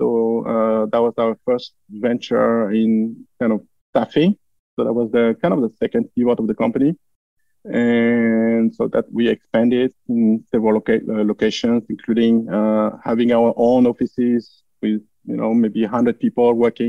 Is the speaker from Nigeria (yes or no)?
no; France; English is a second language; moved away as an adult; now in Florida, United States; I live in Florida here. I grew up in France, as probably my accent makes obvious.